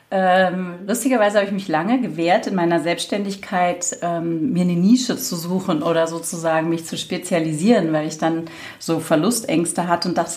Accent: Berlin, Germany; Ich ähm, bin Berlinerin, von daher äh, darf man da ruhig auch ein bisschen Schnauze haben sozusagen.

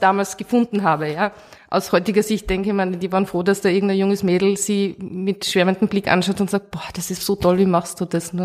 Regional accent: Oberalm, Salzburg, Austria; also born or lived in Hallein; in Hallein bin ich in die Schule gegangen, ich bin aus Oberalm, also im Tenningau

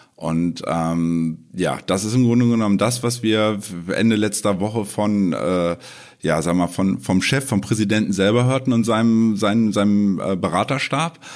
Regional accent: Germany; bei uns in Deutschland

